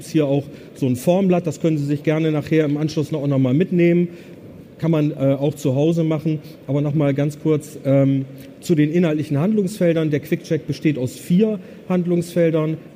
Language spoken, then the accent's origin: German; Bremen, Germany; ich komme aus Bremen. Also. Okay. Und der Bremer sagt ja Bremen, da merken sie schon, da fehlt irgendwie ein E.